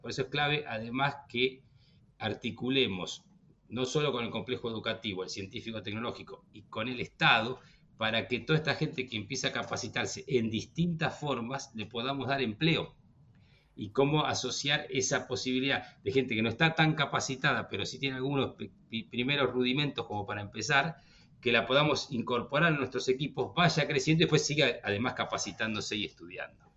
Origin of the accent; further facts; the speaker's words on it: Argentina; nosotros como argentinos